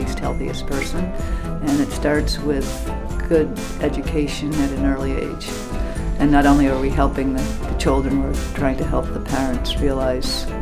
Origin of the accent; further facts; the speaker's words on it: Cape Elizabeth, Maine, United States; my hometown of Cape Elizabeth